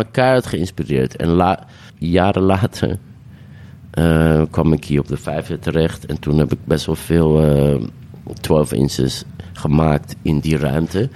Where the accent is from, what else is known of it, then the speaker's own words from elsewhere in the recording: Amsterdam, North Holland, Netherlands; pijp, waar ik ben opgegroeid en geboren en getogen